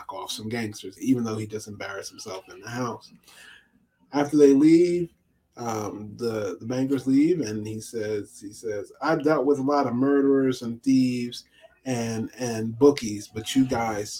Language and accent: English; New York, United States; now in Pennsylvania, United States; as a New Yorker